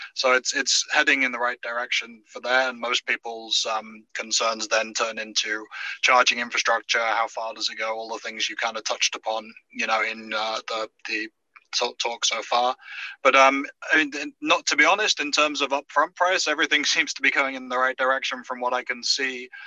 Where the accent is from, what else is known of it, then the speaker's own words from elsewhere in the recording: United Kingdom; now in United States; I'm I'm British by birth